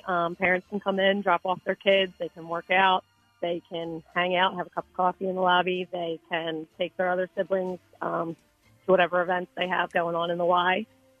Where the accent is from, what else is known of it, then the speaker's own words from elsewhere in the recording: Delaware County, Pennsylvania, United States; Born and raised in Delco.